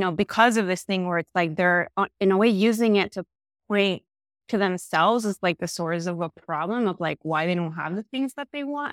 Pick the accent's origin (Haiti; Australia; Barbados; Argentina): Argentina; moved away as an adult; also born or lived in New York; I am originally from Argentina. I moved to New York when I was eighteen years old.